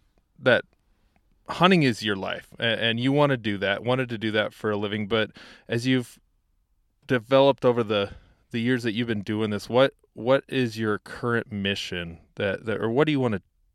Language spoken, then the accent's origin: English; South Dakota, United States; I personally have moved back to South Dakota, my home state